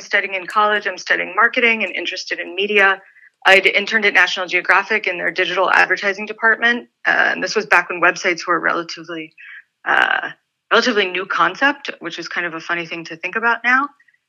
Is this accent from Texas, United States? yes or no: yes; San Antonio, Texas, United States; born there; So I was born in San Antonio, Texas. I'm an army brat. My dad's a retired US Army colonel. I'm half Lebanese.